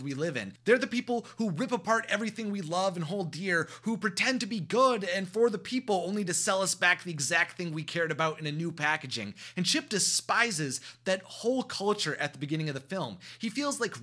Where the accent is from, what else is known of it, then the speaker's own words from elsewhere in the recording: Wisconsin, United States; growing up in Wisconsin